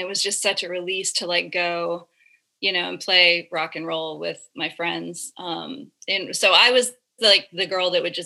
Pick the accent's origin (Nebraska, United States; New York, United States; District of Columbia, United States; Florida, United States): Florida, United States; growing up in Florida in like the early and mid 2000s